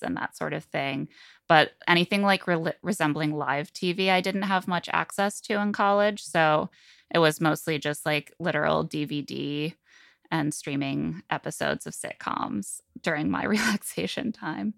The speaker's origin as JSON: {"language": "English", "town": "South Bend", "region": "Indiana", "country": "United States", "tie": "born or raised there", "said": "I am from Southend, Indiana. Um, I was born in nineteen eighty-eight in, in that city, and I grew up"}